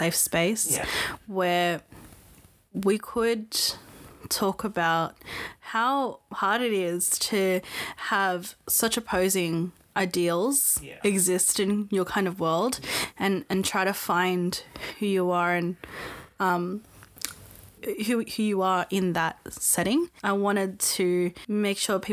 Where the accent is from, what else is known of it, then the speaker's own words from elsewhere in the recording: Australia; we're two young Australians discussing the nuances of growing up in the Filipino diaspora